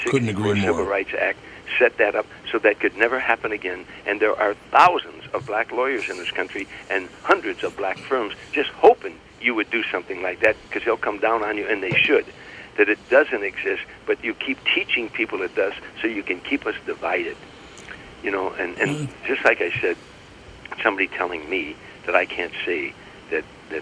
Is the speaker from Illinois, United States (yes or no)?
yes; Harvey, Illinois, United States; I grew up in Harvey